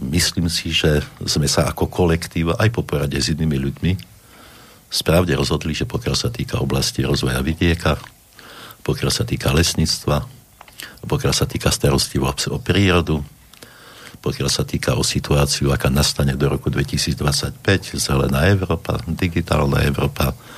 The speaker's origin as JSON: {"language": "Slovak", "town": "Lutina", "region": "Prešov Region", "country": "Slovakia", "tie": "born or raised there", "also_born_or_lived": "Košice / Czech Republic", "moved": "as an adult", "lives_now": "Hnilec, Slovakia", "said": "Narodil som sa v lese, narodil som sa v obci v Lutina na severovýchode Slovenska"}